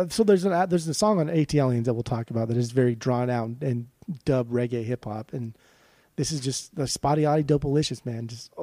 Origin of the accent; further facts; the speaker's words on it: the South, United States; growing up in the South, like inevitably you're going to get some type of country song or country sound just embedding into your psyche.